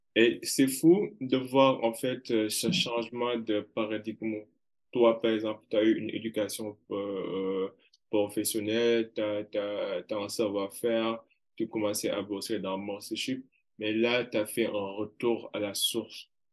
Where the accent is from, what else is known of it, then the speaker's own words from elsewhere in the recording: Kaolack, Senegal; je suis originaire de Karolak